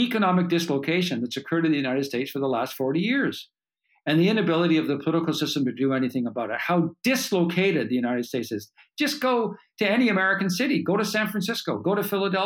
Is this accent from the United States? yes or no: no; Canada; as a Canadian